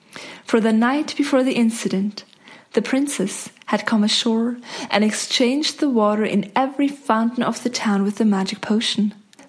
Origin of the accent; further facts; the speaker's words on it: Zug, Switzerland; I grew up in Zug